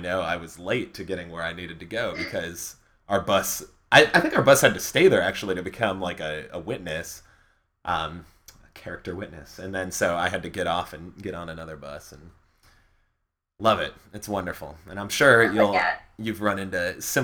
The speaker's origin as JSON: {"language": "English", "town": "Skokie", "region": "Illinois", "country": "United States", "tie": "born or raised there", "said": "growing up in Skokie"}